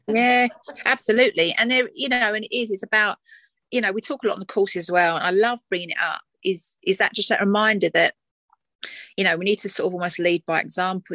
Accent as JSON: {"language": "English", "area": "Essex", "region": "East of England", "country": "United Kingdom", "accent": "Essex twang", "said": "my accent, my Essex twang"}